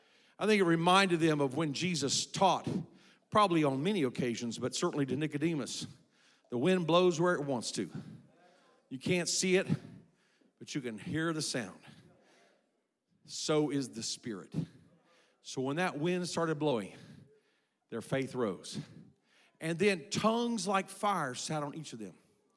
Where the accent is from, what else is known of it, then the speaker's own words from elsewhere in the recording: South Korea; I was raised in Korea. My parents were missionaries.